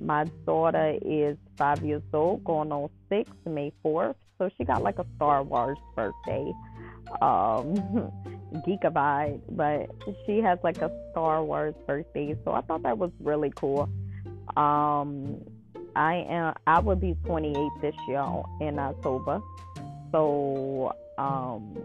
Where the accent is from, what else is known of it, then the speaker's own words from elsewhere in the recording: New Orleans, Louisiana, United States; I'm from New Orleans, so I'm a hometown girl